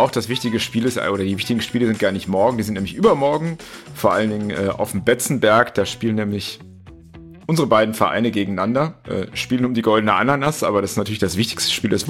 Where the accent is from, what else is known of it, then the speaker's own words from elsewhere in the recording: Düsseldorf, North Rhine-Westphalia, Germany; born there; ich meine, du weißt ja, mein Fußballherz schlägt äh, in meiner Geburtsstadt Düsseldorf noch.